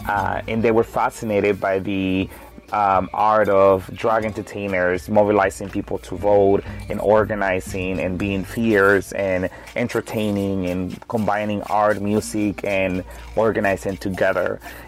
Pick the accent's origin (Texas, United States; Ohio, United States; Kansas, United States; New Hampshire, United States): Texas, United States; Houston; also born or lived in El Salvador; immigrant from El Salvador, Central America. I'm 30 years old, and I came to Houston when I was 13. I grew up in Houston, Texas, and grew up undocumented.